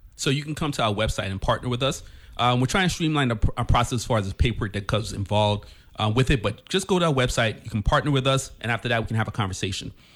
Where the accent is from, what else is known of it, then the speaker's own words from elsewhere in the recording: U.S. Virgin Islands; we are from Saint Croix